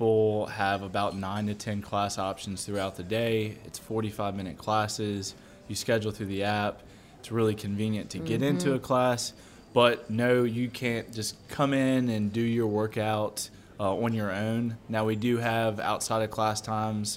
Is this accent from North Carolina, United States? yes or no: no; Baton Rouge, Louisiana, United States; also born or lived in New Orleans; my wife and I, we're both from Baton Rouge. She got a teaching position back home, so we moved back